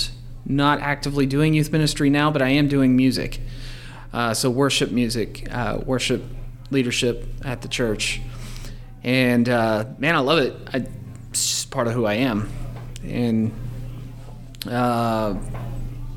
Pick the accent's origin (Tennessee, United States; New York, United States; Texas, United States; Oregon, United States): Texas, United States; Forney; also born or lived in Mesquite, Texas; I was raised on the east side of Dallas, in Forney, and I spent the first half of my childhood in Mesquite, and then I moved out to Forney, graduated there